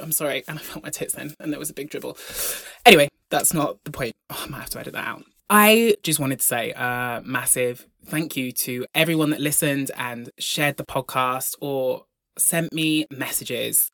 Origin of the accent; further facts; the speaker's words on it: Brompton, Devon, South West England, United Kingdom; I grew up in Devon, in the largest village in Devon called Brompton.